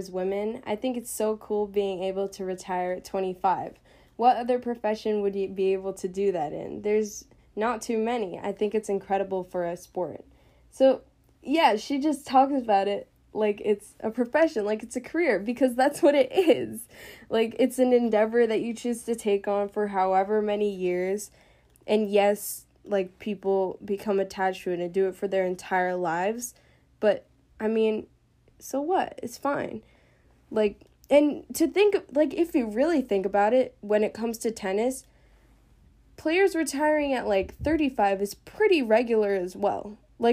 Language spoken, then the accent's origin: English; United States; as Americans